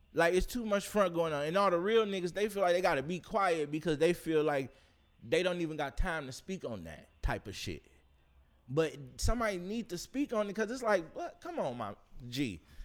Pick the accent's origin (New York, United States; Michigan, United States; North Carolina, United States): Michigan, United States; Detroit; I'm from Detroit